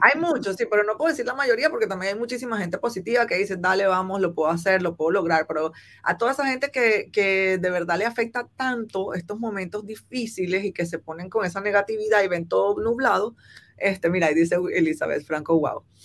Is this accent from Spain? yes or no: no; Venezuela; moved away as an adult; now in Guangzhou, China; en Venezuela, que es mi país natal